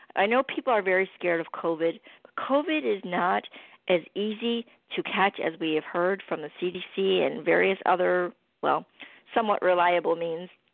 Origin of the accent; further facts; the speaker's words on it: Chicago, Illinois, United States; moved away; I'm from Chicago originally